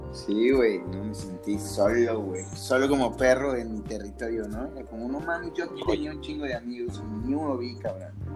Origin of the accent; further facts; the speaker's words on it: Mexico City, Mexico; yo era el único como chilango